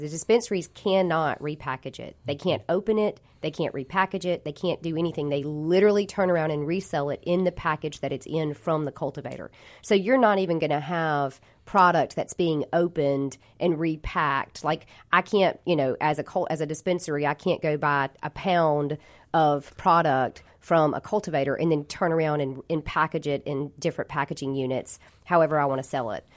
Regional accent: Jackson, Mississippi, United States; I'm born and raised here in this area. I was I grew up in Jackson

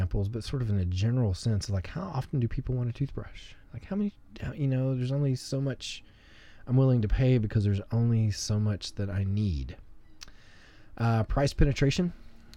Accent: Arkansas, United States; moved away; I'm from Arkansas, so I still say the lines busted from the ice

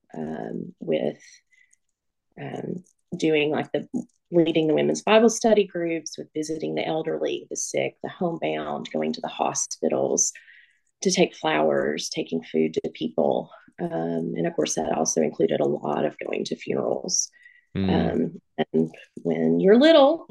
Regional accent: Northeast Tennessee, United States; I was born and raised here in Northeast Tennessee.

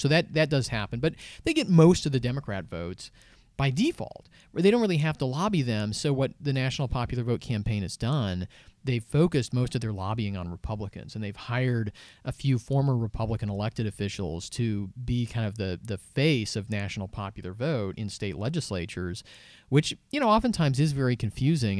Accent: Seattle, Washington, United States; I grew up in Seattle, uh, near the, near the ocean.

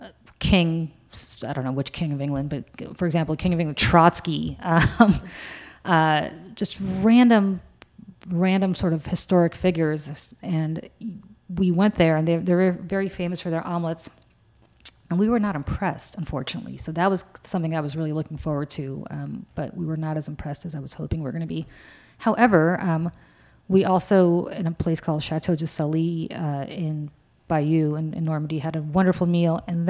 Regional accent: Russia; now in United States; And I'm from Russia, and everything under 70, I'm still cold, which goes to show what a horrible Russian I am.

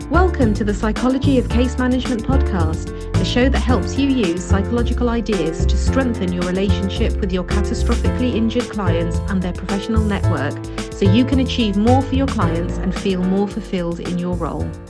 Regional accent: United Kingdom; I was born and raised in the U K

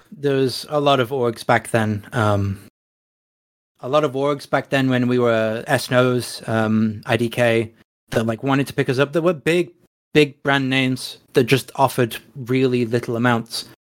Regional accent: England, United Kingdom; we're English.

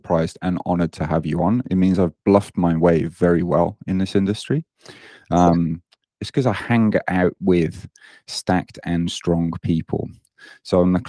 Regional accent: United Kingdom; moved away as an adult; now in Japan; you may hear in my accent that I don't sound very Japanese. I'm British. And I moved out to Japan nearly 17 years ago now, after I graduated

